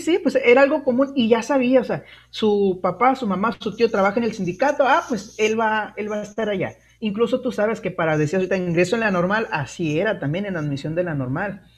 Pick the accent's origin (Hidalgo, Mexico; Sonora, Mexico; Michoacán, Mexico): Sonora, Mexico; Guaymas; also born or lived in Nogales; yo soy de Guaymas, este, me queda cerquita Hermosillo